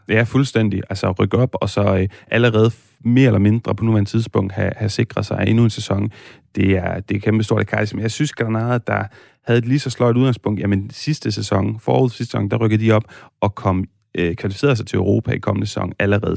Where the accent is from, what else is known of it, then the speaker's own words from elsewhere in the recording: Aarhus, Central Denmark Region, Denmark; also born or lived in Spain; Jeg er født og opvokset i Aarhus